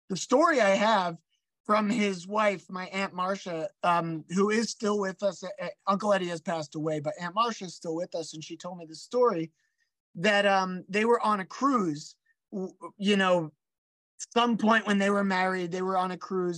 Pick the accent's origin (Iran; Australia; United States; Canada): United States; Philadelphia, Pennsylvania; I grew up around Grant and Cruzetown